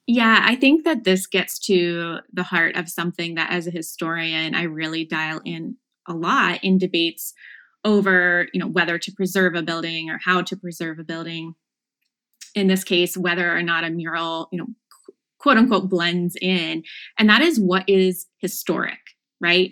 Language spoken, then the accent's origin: English; Chillicothe, Ohio, United States; moved away as an adult; also born or lived in Cambridge, Massachusetts / Virginia; I'm from Chillicothe, Ohio, the heart of Appalachian Ohio, so about an hour south of Columbus.